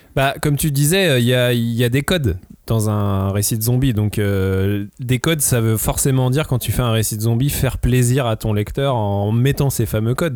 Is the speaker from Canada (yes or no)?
no; France; en tant que français